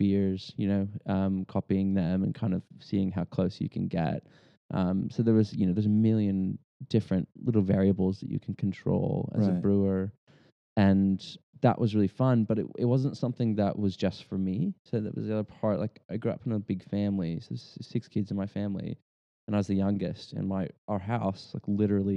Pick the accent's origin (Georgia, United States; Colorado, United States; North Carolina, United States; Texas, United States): Texas, United States; moved away as an adult; now in Australia; I was born in the States and raised in Texas, native Texan, moved here to Australia in 2009